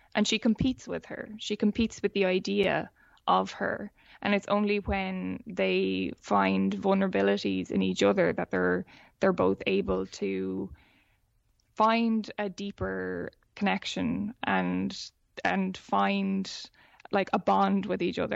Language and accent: English; Ireland; being Irish